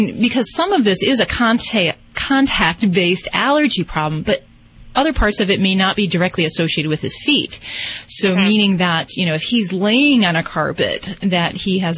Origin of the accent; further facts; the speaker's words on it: Indiana, United States; moved away; I'm from Indiana myself